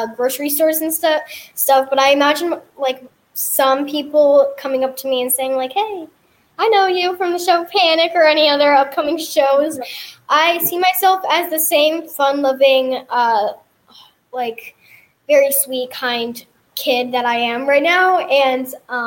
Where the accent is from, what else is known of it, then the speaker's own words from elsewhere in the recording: Texas, United States; also born or lived in Hawaii; I was born in Texas, of course, and then I moved to Hawaii for a little bit and lived there for a year and a half, and then we moved back here